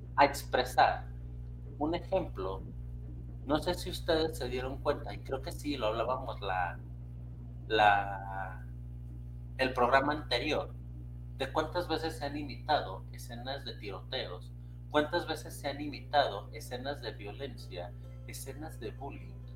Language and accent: Spanish; Mexico; yo lo estoy hablando desde México